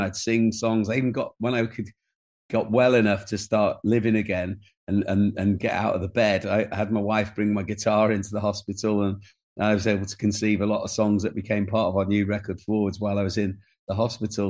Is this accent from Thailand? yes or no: no; Wales, United Kingdom; people like myself who were, had been denied the language, but were as Welsh as anybody